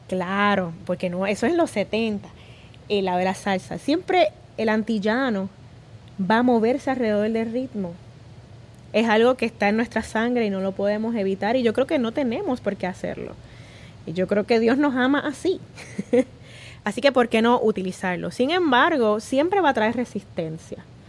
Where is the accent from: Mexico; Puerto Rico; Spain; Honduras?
Puerto Rico; todos somos puertorriqueños